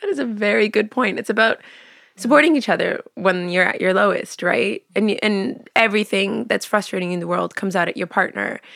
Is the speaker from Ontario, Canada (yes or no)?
no; Vancouver, British Columbia, Canada; born or raised there; moved away as an adult; also born or lived in Montreal; now in London, United Kingdom